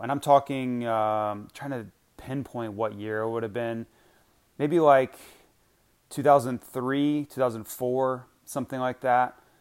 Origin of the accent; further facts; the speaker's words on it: Gainesville, Florida, United States; moved away; mini Olympics are held in my hometown. So I, when I was still living there